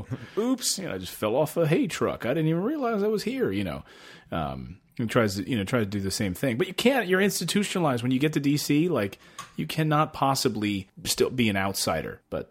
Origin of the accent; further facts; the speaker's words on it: Reading, Pennsylvania, United States; also born or lived in Philadelphia; I was born in Philly, and then family moved out to Reading, and pretty blue collar.